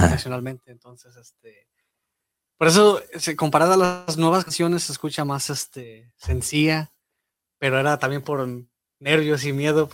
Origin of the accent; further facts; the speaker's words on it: Marshall, Texas, United States; yo soy de Marshall.